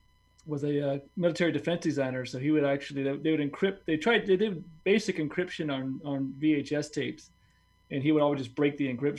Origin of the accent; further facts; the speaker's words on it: Virginia, United States; moved away as an adult; now in Utah, United States; I was born and raised in Virginia.